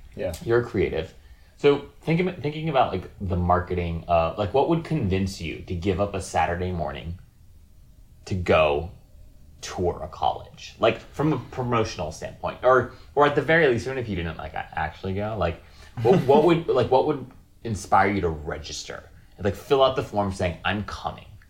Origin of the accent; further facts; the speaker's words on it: Hawaii, United States; the place I was born and raised in Hawaii